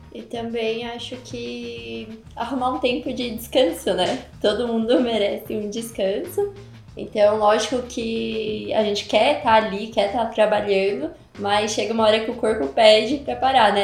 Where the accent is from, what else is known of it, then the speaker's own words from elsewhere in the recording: São Paulo, Brazil; moved away as an adult; eu sou de São Paulo, então já, lá eu já trabalhava, né, com eventos, com formatura. Mas aí quando eu vim para cá em 2016